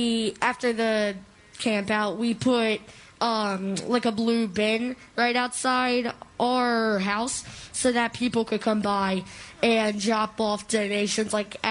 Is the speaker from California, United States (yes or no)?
no; Swarthmore, Pennsylvania, United States; I'm from Swarthmore, Pennsylvania.